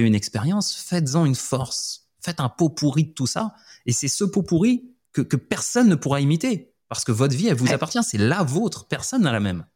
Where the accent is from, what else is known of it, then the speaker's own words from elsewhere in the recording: Montpellier, Occitania, France; moved away as an adult; moi de Montpellier